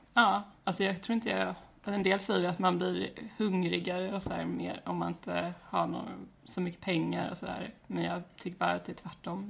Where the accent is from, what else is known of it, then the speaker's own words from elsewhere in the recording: Växjö, Kronoberg County, Sweden; also born or lived in Alvesta; jag är från Växjö. Eller jag är egentligen uppvuxen utanför Växjö, och sen, eh, ja, jag har bott i Alvesta och Växjö